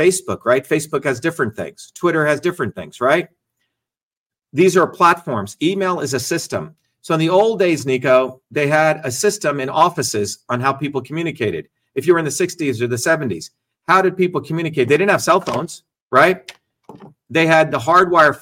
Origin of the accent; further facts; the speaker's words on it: Newark, New Jersey, United States; moved away as an adult; also born or lived in India / Paterson, New Jersey / Clifton, New Jersey; now in Boston, United States; I came from India in 1970 when I was a kid, grew up in Jersey, in Newark, you know, in Patterson, Clifton